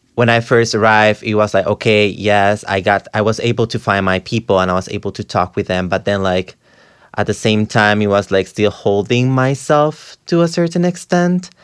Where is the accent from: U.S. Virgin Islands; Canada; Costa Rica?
Costa Rica; now in New York, United States; I'm from Costa Rica.